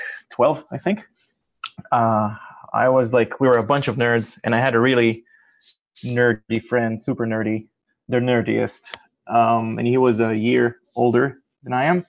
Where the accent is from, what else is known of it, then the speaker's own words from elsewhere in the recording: Israel; moved away as an adult; now in Massachusetts, United States; I am in Massachusetts right now. This is where I live in the past 3 years, and I'm originally from Israel